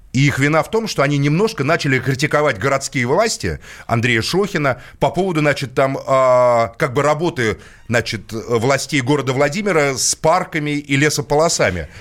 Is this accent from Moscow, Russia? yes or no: yes; Moscow, Russia; Я коренной москвич